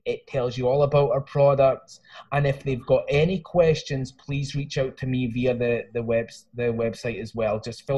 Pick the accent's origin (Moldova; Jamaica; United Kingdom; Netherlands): United Kingdom; Lochmaben, Scotland; now in United States; Well, I'm originally from Scotland, but I've lived here for 22 years. So I've got a hybrid Scottish American kind of thing going on. I'm actually from a little village in the south of Scotland called Lochmaben, right next to Lockerbie.